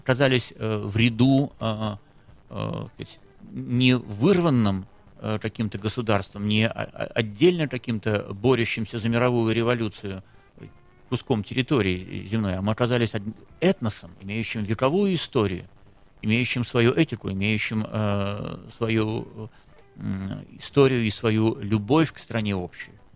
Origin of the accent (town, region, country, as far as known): Saint Petersburg, Russia